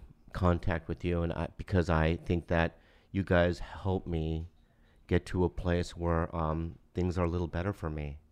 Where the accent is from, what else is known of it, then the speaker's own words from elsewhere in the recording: San Diego, California, United States; So I was born in San Diego.